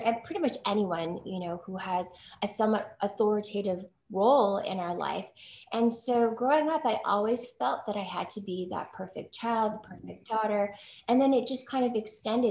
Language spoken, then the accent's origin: English; United States; I'm Chinese American, firstborn, you know, first generation born here in the US